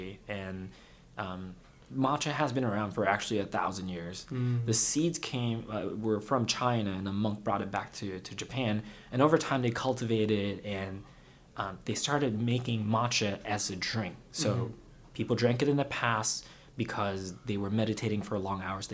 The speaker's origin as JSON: {"language": "English", "region": "Kuala Lumpur", "country": "Malaysia", "tie": "born or raised there", "also_born_or_lived": "Iowa / Seattle", "moved": "as an adult", "lives_now": "United States", "said": "I was born and raised in Kuala Lumpur, Malaysia, and I came here for college."}